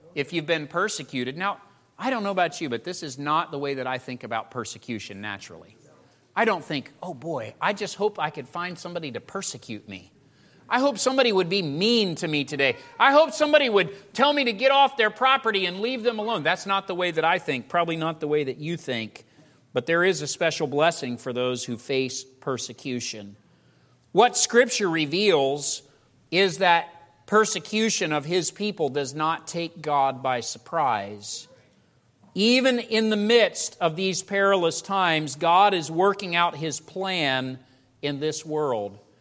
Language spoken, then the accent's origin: English; United States; you and I as American Christians